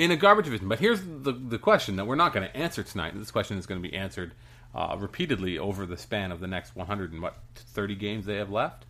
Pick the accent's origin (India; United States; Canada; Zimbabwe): Canada; as a Canadian